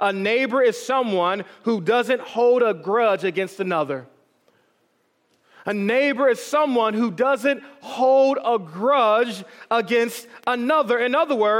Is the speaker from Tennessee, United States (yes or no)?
no; Detroit, Michigan, United States; growing up in Detroit, Michigan, which had a population at the time of 89% of African Americans